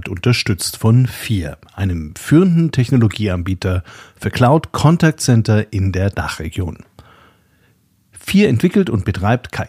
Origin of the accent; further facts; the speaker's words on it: Nuremberg, Bavaria, Germany; born there; Ich bin in Nürnberg geboren und für Nürnberger gehört die DATEV ebenso wie Siemens, die GfK oder der Club zu den wichtigsten Institutionen der Stadt.